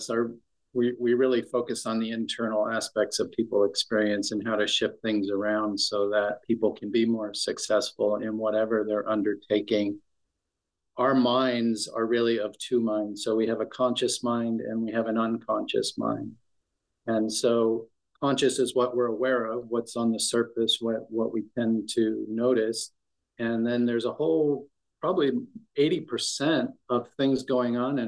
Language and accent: English; near San Francisco, California, United States; also born or lived in Texas / Palm Springs; I was born and raised near San Francisco, about an hour south, and lived in the city for a number of years.